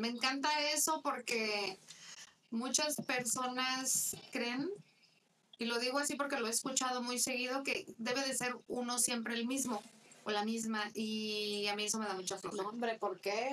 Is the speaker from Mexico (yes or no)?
yes; Mexico; yo soy mexicana